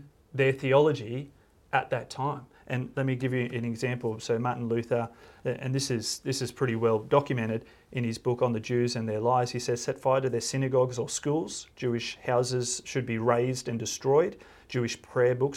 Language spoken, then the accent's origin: English; Australia; I'm an Aussie